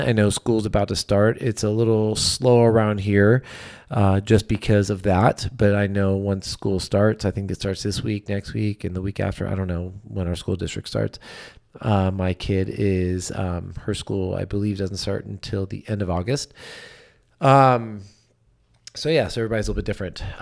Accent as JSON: {"language": "English", "region": "California", "country": "United States", "tie": "born or raised there", "said": "I grew up obviously in California."}